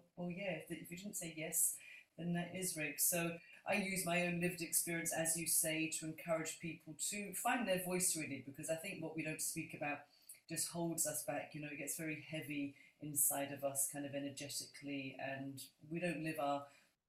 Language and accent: English; London, United Kingdom; now in Scotland, United Kingdom; I'm a Londoner, even though I live in Scotland